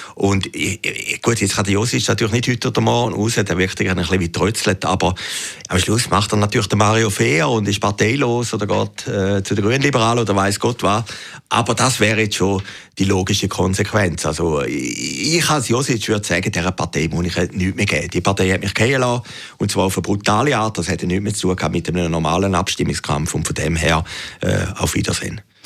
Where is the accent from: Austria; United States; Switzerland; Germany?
Switzerland; Zurich; als Zürcher